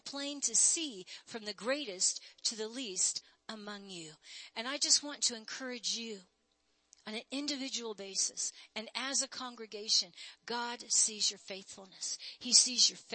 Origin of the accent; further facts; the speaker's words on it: United States; I'm born and bred in America